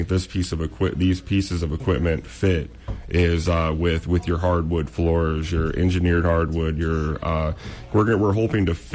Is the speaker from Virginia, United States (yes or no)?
no; Cadillac, Michigan, United States; that is my hometown too